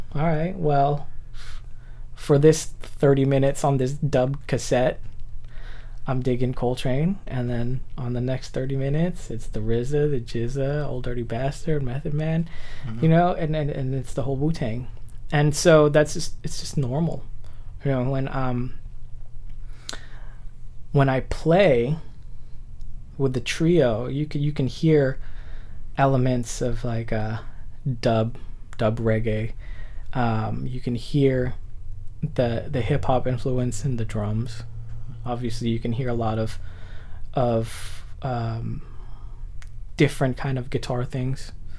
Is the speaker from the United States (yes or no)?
yes; Milpitas, California, United States; growing up in Milpitas, we had a skate park behind Mervyn's, and this didn't last long.